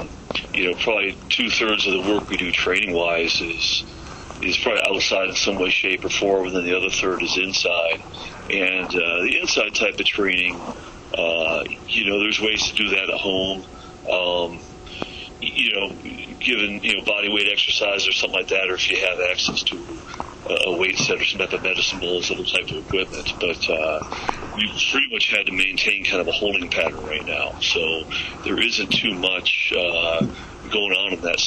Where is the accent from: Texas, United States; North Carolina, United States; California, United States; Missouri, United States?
California, United States; Santa Monica; growing up in Santa Monica